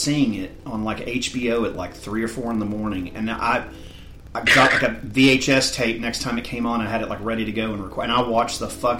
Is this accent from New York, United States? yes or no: no; Florida, United States; growing up in Florida